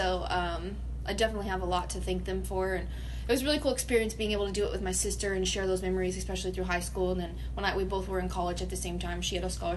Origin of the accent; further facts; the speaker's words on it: San Antonio, Texas, United States; I was born and raised in San Antonio.